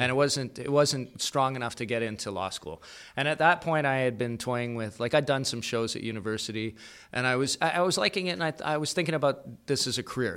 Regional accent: Calgary, Alberta, Canada; moved away as an adult; also born or lived in Kingston; was born in Calgary, grew up there

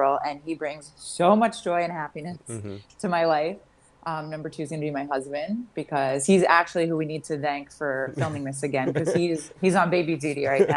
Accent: Long Beach, New York, United States; moved away as an adult; also born or lived in Atlanta, Georgia / Pocono Mountains, Pennsylvania; born and raised in Long Island, New York, a town called Long Beach

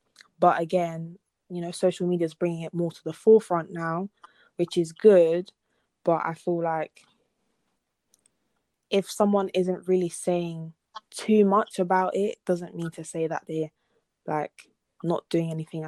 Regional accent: DR Congo; obviously, I'm from Congo, if people didn't know already.

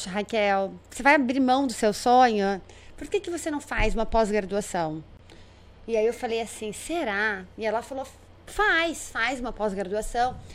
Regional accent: Londrina, Paraná, Brazil; moved away as an adult; also born or lived in Belo Horizonte / Curitiba; now in Palmas, Brazil; Eu sou de Londrina, ah, tá. Paraná.

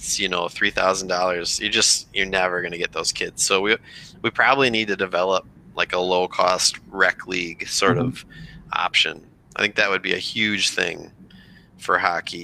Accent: Rochester, Minnesota, United States; growing up in Rochester, Minnesota

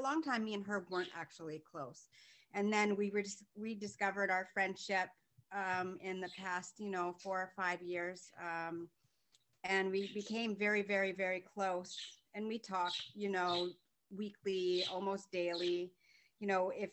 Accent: Vancouver, British Columbia, Canada; now in Markham, Canada; I am originally from Vancouver, born and raised, and now I'm living in Southern Ontario in a city called Markham.

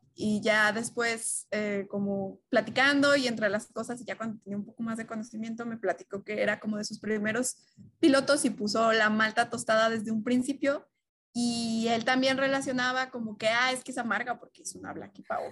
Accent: Mexico

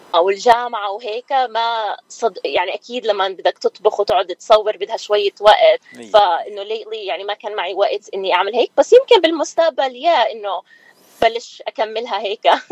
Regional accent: Nablus, West Bank, Palestine; moved away as an adult; now in Philadelphia, United States; أنا كنت مولودة بفلسطين وكنت آه، أجي وأروح بين بنسلفانيا وفلسطين لأنه كان بابا عايش هون وماما كانت هناك فتربيت بين بيي وأمي

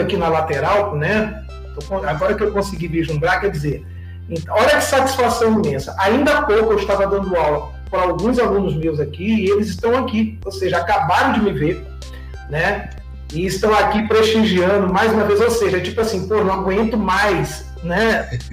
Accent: São Luís, Maranhão, Brazil; moved away; also born or lived in Rio de Janeiro; eu sou natural de São Luís, embora 40 anos de Rio de Janeiro

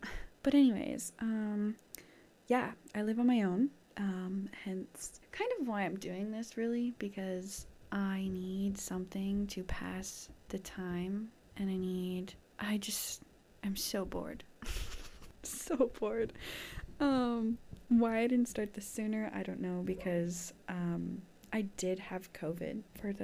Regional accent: Canada; I'm from Canada

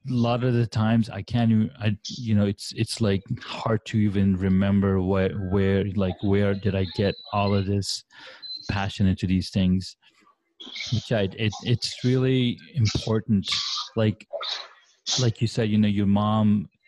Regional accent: Saudi Arabia; I grew up in Saudi Arabia

